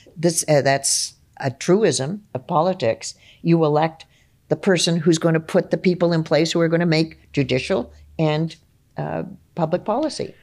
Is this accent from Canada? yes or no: yes; Ontario, Canada; for me growing up in Ontario